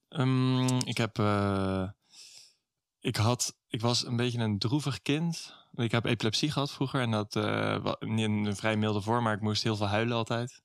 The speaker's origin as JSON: {"language": "Dutch", "town": "Middelburg", "region": "Zeeland", "country": "Netherlands", "tie": "born or raised there", "also_born_or_lived": "Vlissingen", "said": "Ik ben geboren in Vlissingen en toen in opgegroeid in Middelburg"}